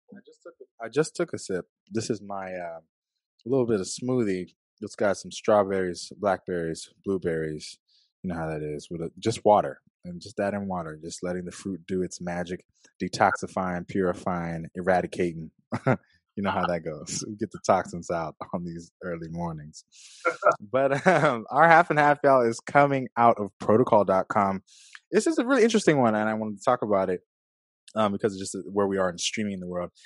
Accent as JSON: {"language": "English", "town": "Los Angeles", "region": "California", "country": "United States", "said": "I'm from California, from LA area"}